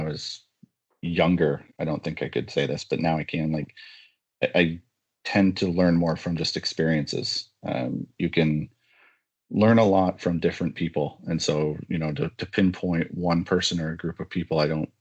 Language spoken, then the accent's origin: English; Ajax, Ontario, Canada; also born or lived in Scarborough, Ontario / Sudbury, Ontario; now in Whitby, Canada; Born in Scarborough, but grew up in Ajax, Ontario, for the better part of my current life. And now I'm in Whitby, Ontario